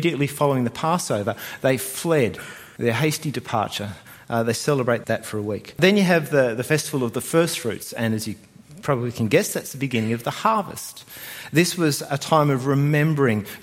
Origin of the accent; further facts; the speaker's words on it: New Zealand; now in Australia; I was born in New Zealand